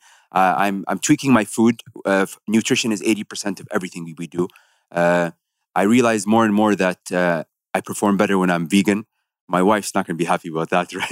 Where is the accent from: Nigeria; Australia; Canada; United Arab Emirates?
United Arab Emirates